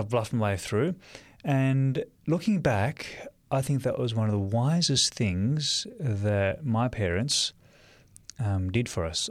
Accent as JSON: {"language": "English", "town": "Sydney", "region": "New South Wales", "country": "Australia", "tie": "born or raised there", "moved": "as an adult", "lives_now": "Lake Macquarie, Australia", "said": "I was born in Sydney, Australia, and um, spent most of my time in Sydney until I moved out uh, to the Lake Macquarie area"}